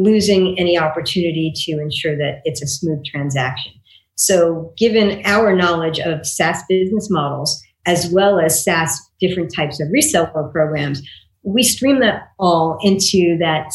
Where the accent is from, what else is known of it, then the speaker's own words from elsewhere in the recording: Long Beach, New York, United States; moved away as an adult; also born or lived in Pennsylvania / Taiwan; now in California, United States; I grew up in New York